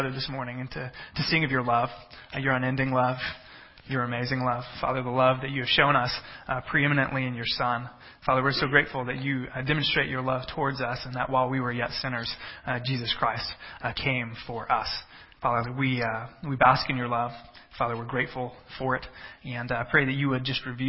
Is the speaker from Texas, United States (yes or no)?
yes; Texas, United States; moved away as an adult; also born or lived in central Illinois; now in Illinois, United States; I come from Texas